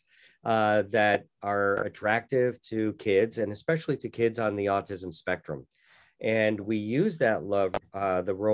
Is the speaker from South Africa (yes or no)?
no; Wallingford, Connecticut, United States; moved away as an adult; also born or lived in Annapolis, Maryland / Tokyo, Japan; I was born and raised in Wallingford, Connecticut